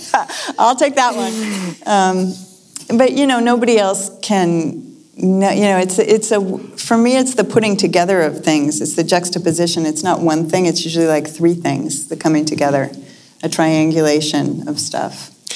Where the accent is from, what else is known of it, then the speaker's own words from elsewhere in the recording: Lexington, Massachusetts, United States; moved away; I grew up in Lexington, Massachusetts